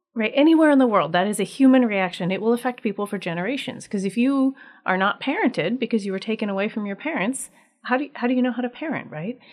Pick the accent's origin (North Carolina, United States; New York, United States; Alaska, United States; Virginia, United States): Alaska, United States; Anchorage; I am from Anchorage, grew up here, and live here